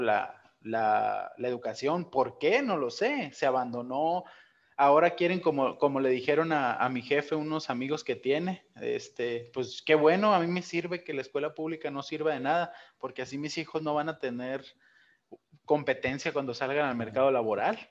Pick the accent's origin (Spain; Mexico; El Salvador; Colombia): Mexico; Ciudad Obregón, Sonora; de donde yo soy ahí en Obregón